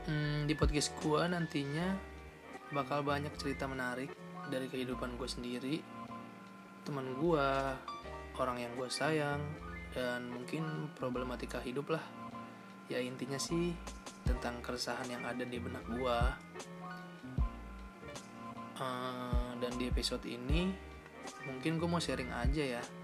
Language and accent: Indonesian; Bekasi, West Java, Indonesia; born there; gue lahir di Bekasi tanggal 16 Juni tahun 99 dan sekarang gue menginjak di umur 20 tahun